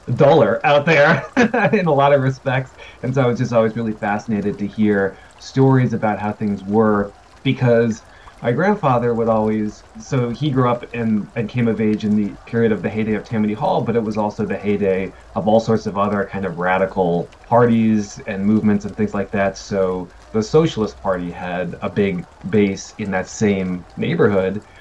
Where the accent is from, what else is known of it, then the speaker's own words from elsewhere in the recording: Indiana, United States; I grew up myself in Indiana